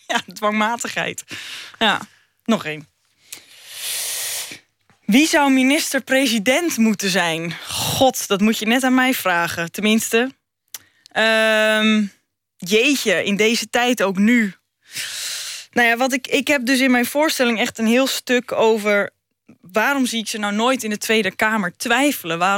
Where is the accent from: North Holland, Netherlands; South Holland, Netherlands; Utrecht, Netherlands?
North Holland, Netherlands; ik kom zelf ook uit de Noord-Hollandse dikke klei. En eh, ik ben zelf ook vrij nuchter.